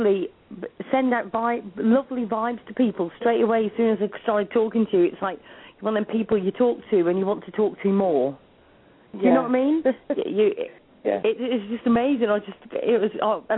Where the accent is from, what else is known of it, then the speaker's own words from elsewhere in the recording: Liverpool, North West England, United Kingdom; accent: Scouse; this Scouse accent all the way from America